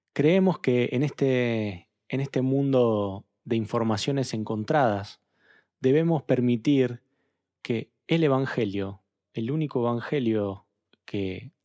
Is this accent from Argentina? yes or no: yes; Argentina; nosotros como interlocutores argentinos